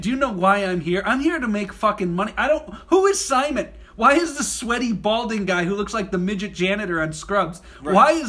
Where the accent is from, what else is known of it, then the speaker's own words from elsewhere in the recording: Burbank, California, United States; I'm from Burbank.